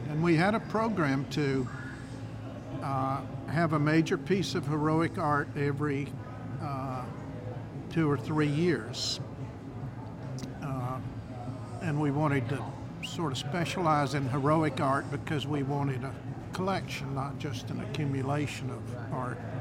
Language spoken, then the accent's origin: English; Spartanburg, South Carolina, United States; moved away as an adult; now in Rock Hill, United States; I'm from Spartanburg